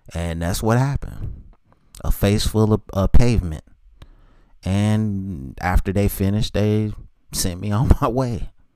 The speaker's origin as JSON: {"language": "English", "town": "Charlotte", "region": "North Carolina", "country": "United States", "tie": "born or raised there"}